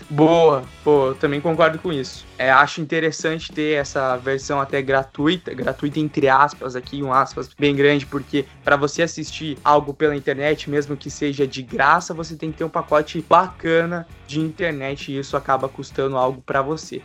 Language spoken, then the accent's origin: Portuguese; Curitiba, Paraná, Brazil; nós somos aqui de Curitiba